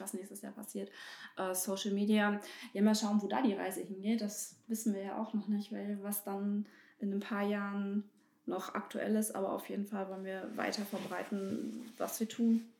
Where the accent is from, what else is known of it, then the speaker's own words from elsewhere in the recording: Bernburg, Saxony-Anhalt, Germany; moved away; also born or lived in North Rhine-Westphalia; Ich bin hier geboren und bin aus NRW jetzt wieder nach Bernburg gezogen.